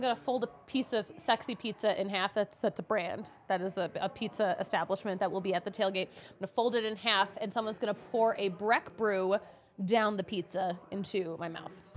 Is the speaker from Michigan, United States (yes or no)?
no; Philadelphia area, Pennsylvania, United States; now in Colorado, United States; I'm from Philly or the Philly area